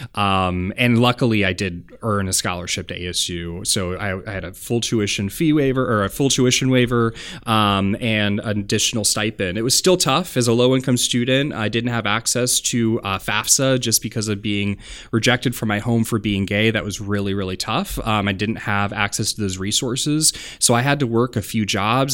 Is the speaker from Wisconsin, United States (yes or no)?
yes; Janesville, Wisconsin, United States; I grew up in Janesville, Wisconsin